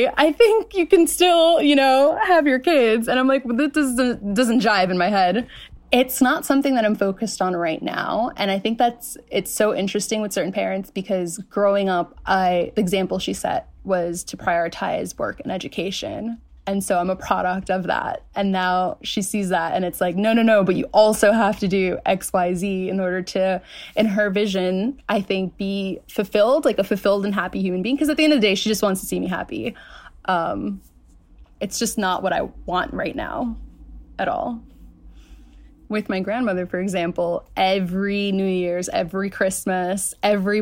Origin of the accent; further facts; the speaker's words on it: New York City, New York, United States; I was born in Queens, New York